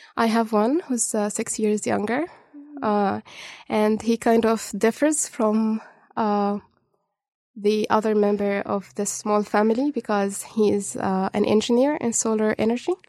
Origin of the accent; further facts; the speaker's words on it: Cairo, Cairo Governorate, Egypt; moved away as an adult; also born or lived in Dubai, UAE; now in Dunedin, New Zealand; I wasn't born in Egypt, but I was raised in Egypt. I was born in Dubai, UAE. Mm. Then my family moved when I was three and a half to Cairo.